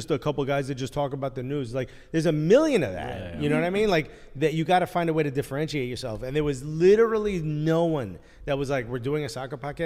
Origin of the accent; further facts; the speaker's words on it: Newark, New Jersey, United States; I'm born and raised in Newark